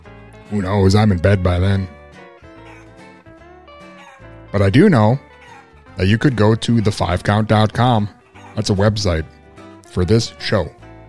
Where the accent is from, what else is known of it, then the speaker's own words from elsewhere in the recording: Mankato, Minnesota, United States; You gotta be all fancy, you need two proms and an airport breakfast, because I'm from Mankato?